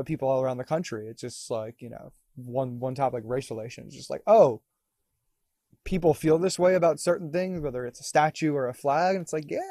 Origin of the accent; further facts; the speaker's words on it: Davie, Florida, United States; Davey, born and raised